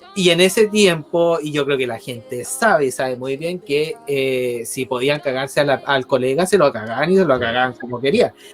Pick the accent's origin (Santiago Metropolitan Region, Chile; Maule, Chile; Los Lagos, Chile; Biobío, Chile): Biobío, Chile; Concepción; nosotros somos la voz de Conce